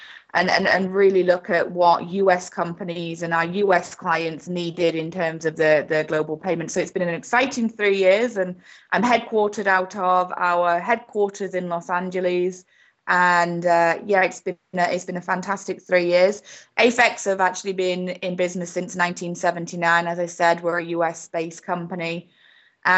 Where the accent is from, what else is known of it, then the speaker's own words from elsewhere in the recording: United Kingdom; accent: British; moved away as an adult; also born or lived in Spain / Portugal / Florida; now in United States; my very British accent here, but I have been in the US for 15 years now